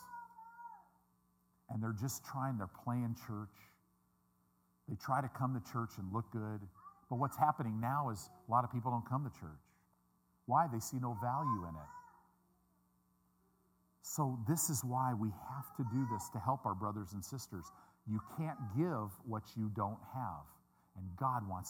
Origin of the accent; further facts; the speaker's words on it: Midwest, United States; I'm a Midwesterner